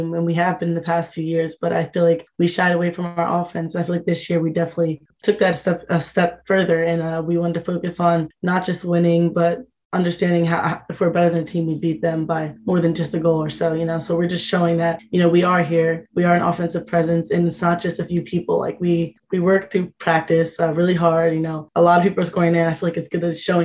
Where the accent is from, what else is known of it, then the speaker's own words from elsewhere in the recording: New Jersey, United States; to be home and being able to have all family come